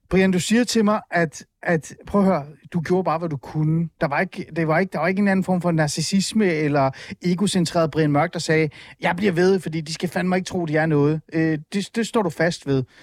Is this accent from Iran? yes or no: yes; Iran; now in Denmark; Jeg er fra Iran.